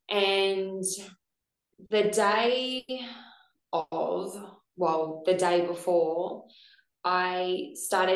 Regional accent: Gold Coast, Queensland, Australia; I'm from the Gold Coast

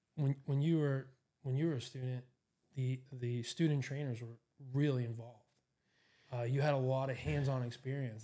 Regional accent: New York City, New York, United States; moved away as an adult; also born or lived in Boston, Massachusetts; now in Erie, United States; I grew up in New York City area in Queens

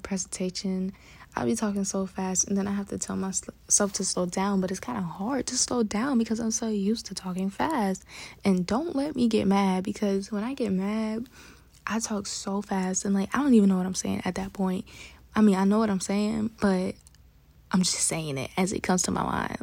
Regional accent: New York City, New York, United States; I'm from Bronx, New York, and we talk fast

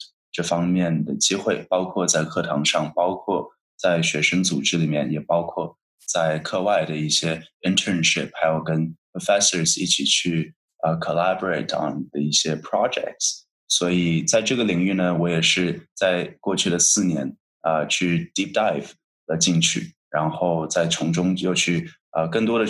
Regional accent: Shanghai, China; moved away; 我来自上海，

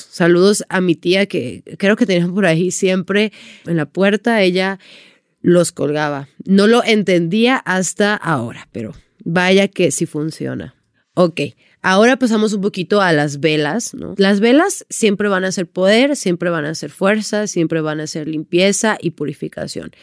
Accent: Sonora, Mexico; moved away; yo llegué a mi casa ya en Sonora porque soy de Sonora

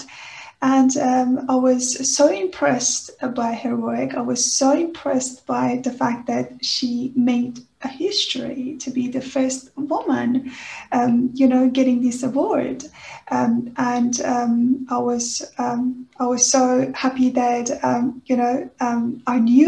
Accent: Iran; moved away; I was born in Iran, and on the Iranian educational system, doing maths

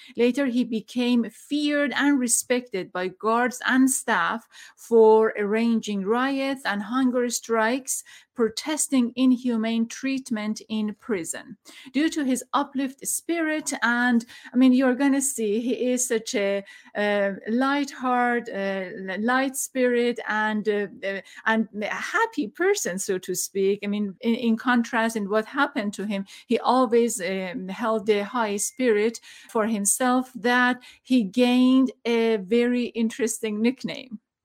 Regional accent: Iran; I'm from Iran

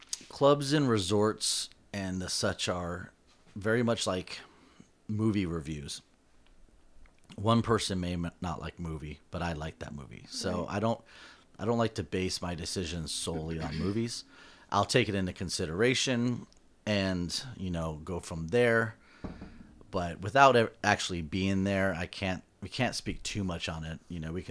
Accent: Southern California, United States; we're from Southern California.

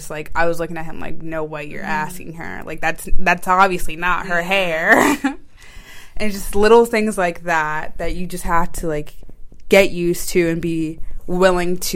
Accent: Maryland, United States; Because I'm from Maryland. Mm-hmm. Like my family's from here. I grew up here, born and raised.

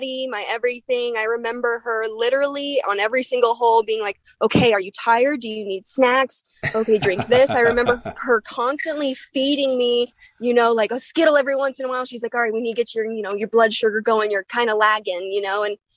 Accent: Littleton, Colorado, United States; moved away; also born or lived in Kona, Hawaii; my hometown of Littleton, Colorado.

